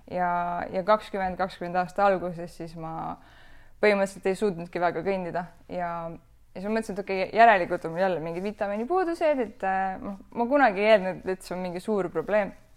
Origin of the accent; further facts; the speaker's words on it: Rakvere, Lääne-Viru County, Estonia; olen pärit või noh, üles kasvanud Karmeli koguduses Rakveres, Lääne-Virumaal